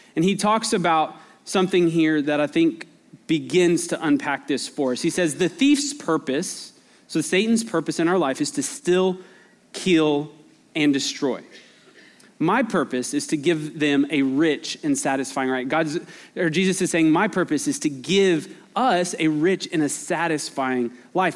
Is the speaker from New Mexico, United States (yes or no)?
yes; Albuquerque, New Mexico, United States; now in Texas, United States; I grew up in Albuquerque